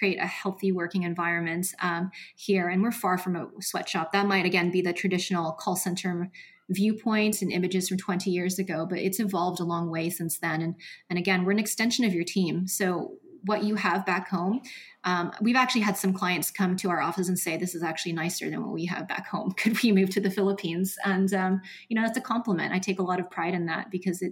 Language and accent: English; Seattle, Washington, United States; we're from Seattle